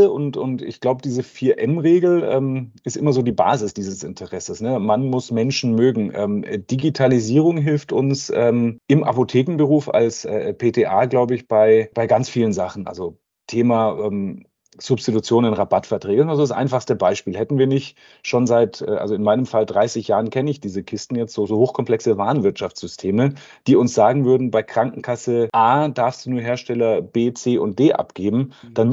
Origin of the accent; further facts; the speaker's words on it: Bavaria, Germany; Ich bin auf dem Land aufgewachsen am Ammersee, da war immer schon viel mit Natur und ähm, wir waren wahrscheinlich eine der ersten äh, bayerischen äh, Kommunen mit den Grünen im, im, Gemeinderat